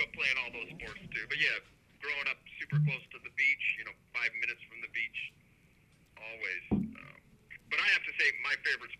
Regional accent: San Diego, California, United States; Born and raised in San Diego, California.

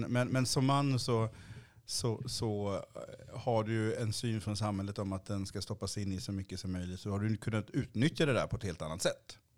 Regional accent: Sweden; man är uppväxt i Sverige och inte kan uttala exotiska namn

